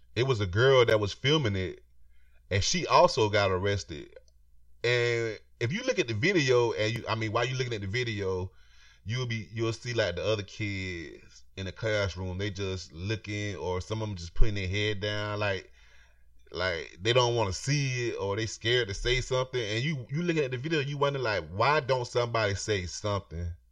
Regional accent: Florida, United States; I'm from Florida. I'm from, I'm from the South

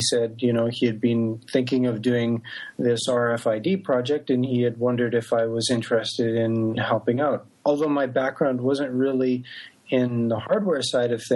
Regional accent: Canada; moved away as an adult; also born or lived in Japan; now in San Francisco Bay Area, United States; I am originally from Canada.

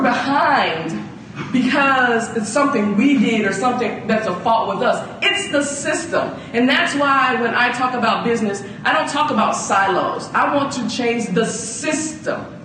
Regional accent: Atlanta, Georgia, United States; also born or lived in Chicago; as a black female growing up in the South

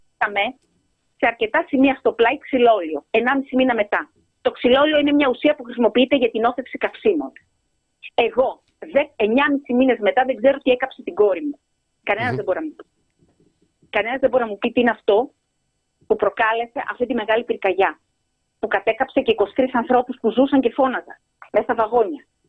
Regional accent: Greece; σαν Ελληνίδα πολίτη που, που, ξέρω εγώ, ε, έχω και μια εμπειρία γιατί ζω στην Ελλάδα

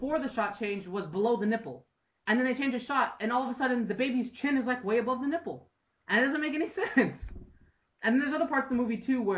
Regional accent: United States; I'm an American and I've kind of grown up with all these weird Grimm fairy tales

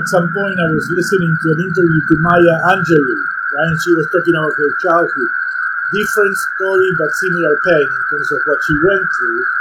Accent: Buenos Aires, Argentina; moved away; So I'm originally from Buenos Aires, Argentina.

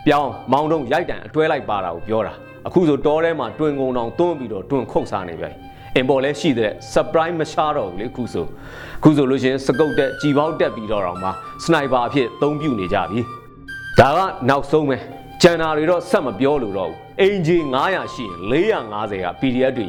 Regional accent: Anya, Myanmar

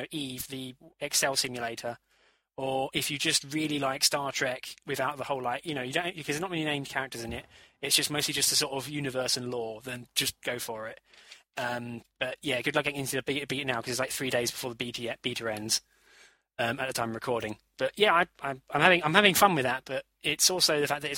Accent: United Kingdom; we're British

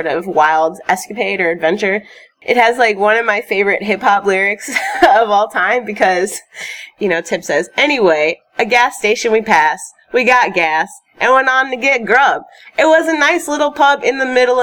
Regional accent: Chicago, Illinois, United States; I grew up in Chicago, went to Chicago Public Schools

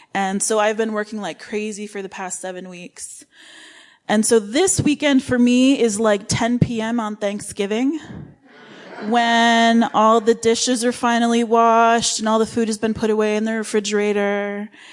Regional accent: Livingston County, New York, United States; moved away as an adult; also born or lived in Rochester, New York / Romania / Qatar / Oman; I was born in Rochester and raised in Livingston County

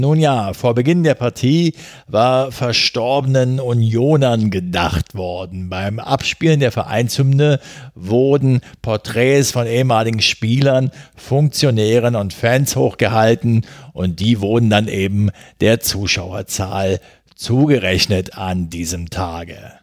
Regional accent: Berlin, Germany; als Berliner

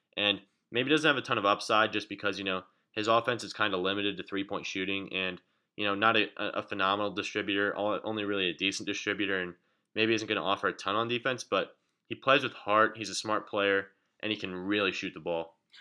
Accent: Lawrence, Kansas, United States; we're both from Lawrence

